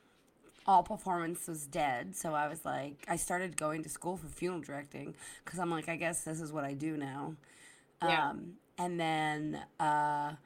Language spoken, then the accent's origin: English; Delco, Philadelphia, Pennsylvania, United States; Delco is just like, it's a very feisty, fun place to grow up